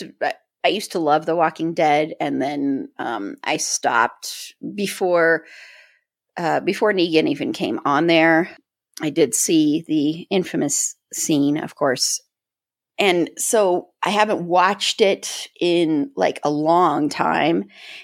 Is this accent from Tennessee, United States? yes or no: no; Colorado, United States; I'm from Colorado.